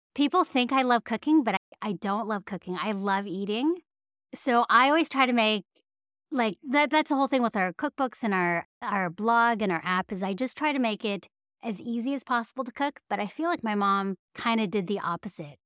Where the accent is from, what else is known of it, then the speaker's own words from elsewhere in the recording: San Francisco Bay Area, California, United States; growing up in the San Francisco Bay Area